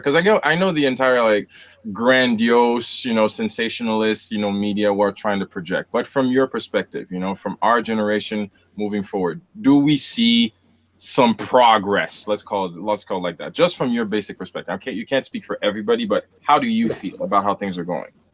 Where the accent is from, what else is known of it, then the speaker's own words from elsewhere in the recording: Haiti; moved away; the years spent growing up in Haiti